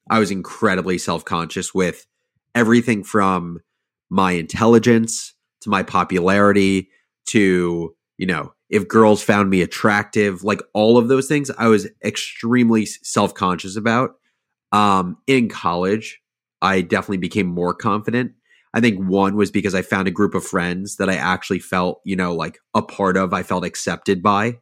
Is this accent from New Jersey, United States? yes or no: yes; suburbs of New Jersey, United States; I grew up in, um, in the suburbs of New Jersey, like forty-five minutes outside of New York City